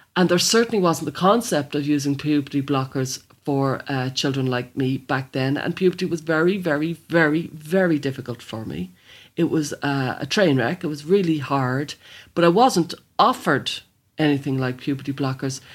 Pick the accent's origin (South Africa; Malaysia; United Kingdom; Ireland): Ireland; Dublin, Leinster; I'm from Blanchardstown